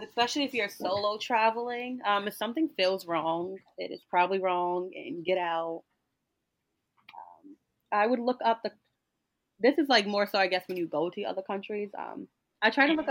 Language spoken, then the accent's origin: English; Newport, Rhode Island, United States; I'm from Rhode Island, but I'm also from a small town in Rhode Island, which is Newport